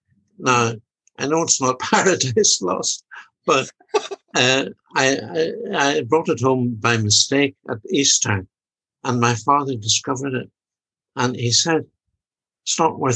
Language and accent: English; Ireland; Although I'm Irish, I always cheer for Ireland, and I love it, especially when they beat England.